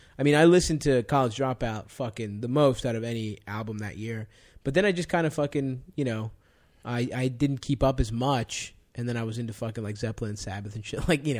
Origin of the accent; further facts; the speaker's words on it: Baltimore, Maryland, United States; I grew up in Baltimore